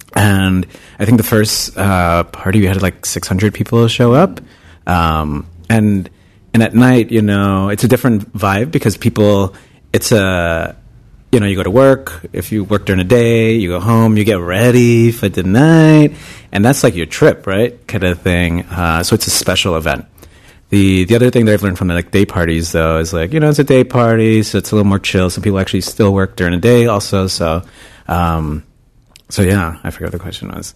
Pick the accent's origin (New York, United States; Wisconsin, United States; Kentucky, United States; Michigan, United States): New York, United States; New York City; moved away as an adult; also born or lived in Bay Area, California; now in San Francisco, United States; I'm originally from New York. Uh, I'm from Queens